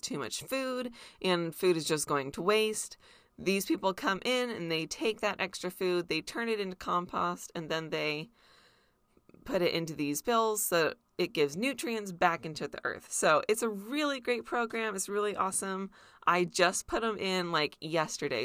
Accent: near Disneyland, California, United States; I grew up near Disneyland

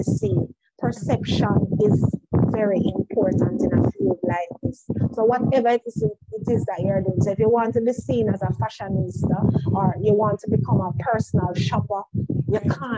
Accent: Jamaica; I'm from Jamaica

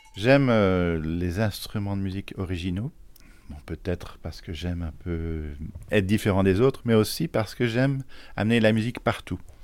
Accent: Charleroi, Wallonia, Belgium; now in Thoiry, France; je suis né en Belgique, dans une ville euh, qui n'a pas très bonne réputation, euh, à Charleroi

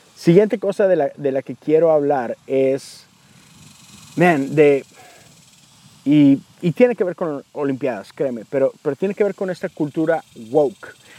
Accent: Mexico; Yo soy de México

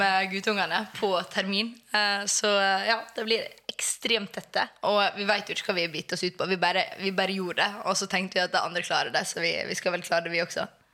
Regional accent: Sunnmøre, Møre og Romsdal, Norway; now in Oslo, Norway; Jeg er sunnmøring.

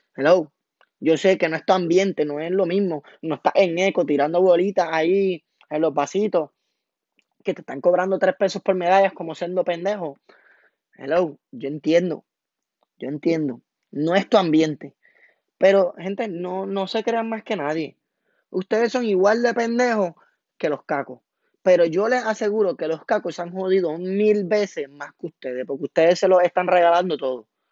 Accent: Toa Baja, Puerto Rico; also born or lived in Amelia, Cataño, Puerto Rico; Yo me crié de barrio, me crié en el barrio Ingenio en Tabaja, súper orgulloso

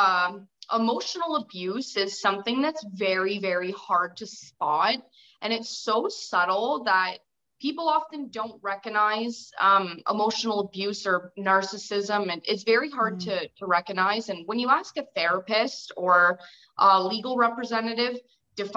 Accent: Windsor, Ontario, Canada; I'm an author from Ontario, Canada, in the edge of Canada, which is Windsor

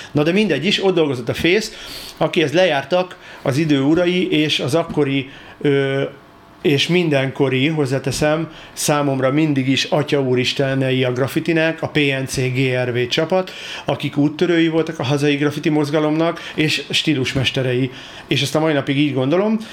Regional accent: Budapest, Hungary; én Csepelen nőttem fel

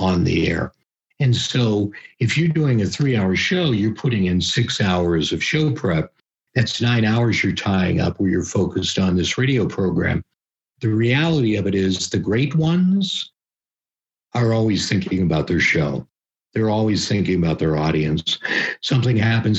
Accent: just outside of Pittsburgh, Pennsylvania, United States; I grew up just outside of Pittsburgh, Pennsylvania

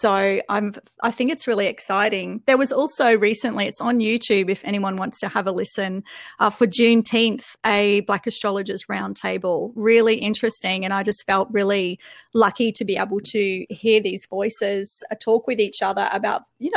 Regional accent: Australia; also born or lived in Melbourne; I'm Australian

